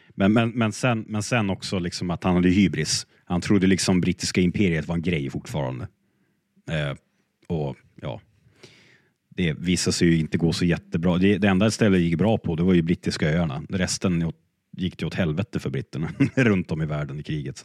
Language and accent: Swedish; Sweden; som svensk